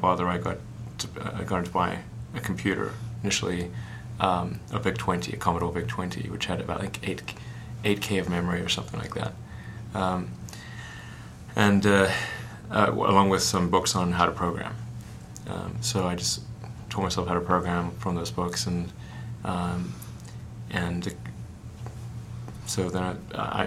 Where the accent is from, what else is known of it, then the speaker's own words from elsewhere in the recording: South Africa; When I was growing up in South Africa